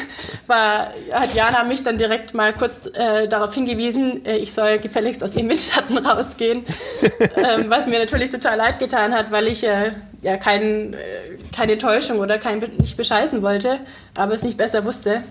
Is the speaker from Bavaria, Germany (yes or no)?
no; Ravensburg, Baden-Württemberg, Germany; also born or lived in Konstanz; ich komme ja aus Ravensburg ursprünglich